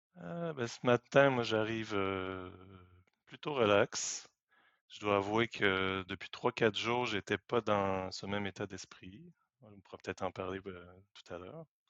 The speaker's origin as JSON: {"language": "French", "region": "Quebec", "country": "Canada", "tie": "born or raised there", "also_born_or_lived": "France / Paris", "moved": "as an adult", "said": "je suis né au Québec. Je suis arrivé en France en 2005."}